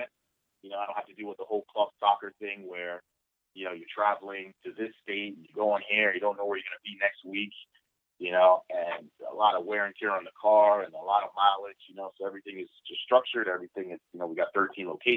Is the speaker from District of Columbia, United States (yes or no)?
yes; Washington, District of Columbia, United States; also born or lived in Edmonton, Alberta, Canada; I grew up, you know, like I said, in the Washington, D.C.